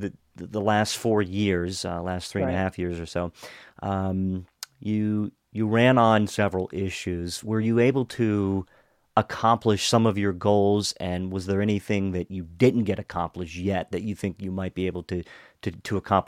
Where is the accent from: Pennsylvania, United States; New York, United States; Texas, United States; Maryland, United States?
Maryland, United States; Hagerstown; moved away as an adult; now in Gaithersburg, United States; my hometown of Hagerstown